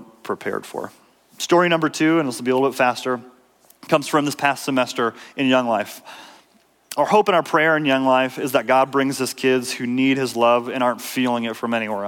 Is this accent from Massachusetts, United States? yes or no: no; Minnesota, United States; I grew up in Minnesota.